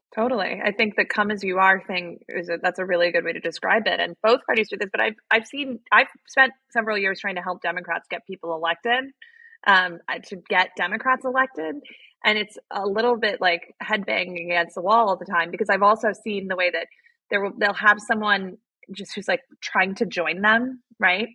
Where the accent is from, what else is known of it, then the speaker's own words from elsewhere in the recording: Arizona, United States; I grew up in Arizona